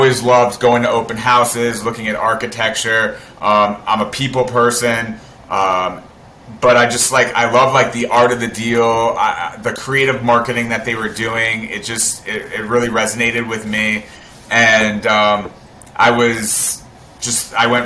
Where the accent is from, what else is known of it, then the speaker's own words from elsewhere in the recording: South Florida, United States; moved away as an adult; also born or lived in Tampa, Florida; now in New York, United States; I'm from South Florida. I moved to New York 10 years ago